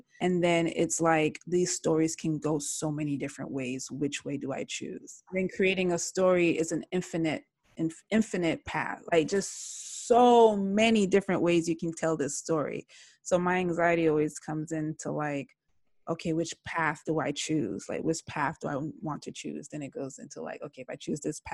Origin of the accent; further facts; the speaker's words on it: South Florida, United States; also born or lived in Jamaica; I'm from South Florida, I'm from the South